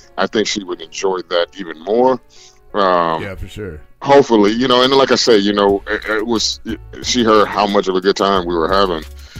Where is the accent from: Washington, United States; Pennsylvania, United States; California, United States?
California, United States; Los Angeles; I'm from West Coast. I'm from LA gang territory.